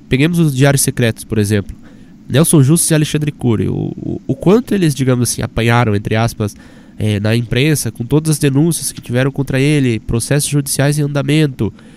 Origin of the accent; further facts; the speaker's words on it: Apucarana, Paraná, Brazil; now in Curitiba, Brazil; lá na minha cidade, por exemplo, Apucarana